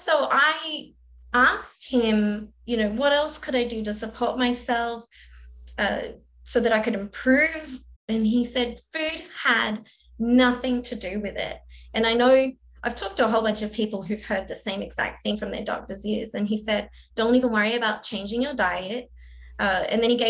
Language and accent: English; Australia; moved away as an adult; now in United States; I'm Australian and I moved to America